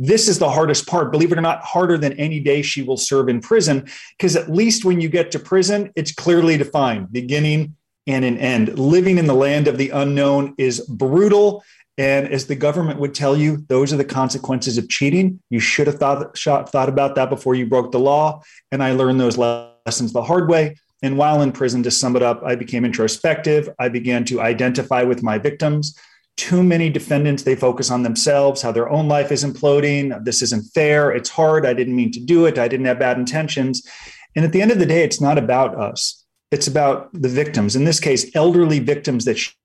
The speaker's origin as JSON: {"language": "English", "town": "Los Angeles", "region": "California", "country": "United States", "tie": "born or raised there", "said": "I grew up in Los Angeles."}